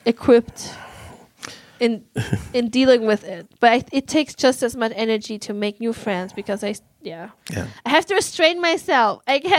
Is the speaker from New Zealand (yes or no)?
no; Germany; English is a second language; now in Uppsala, Sweden; I just arrived in my hometown